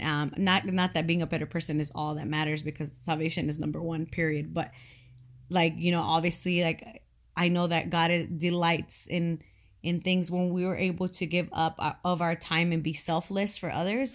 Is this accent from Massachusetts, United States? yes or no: no; California, United States; moved away as an adult; I was born and raised in California. I had never known living anywhere else.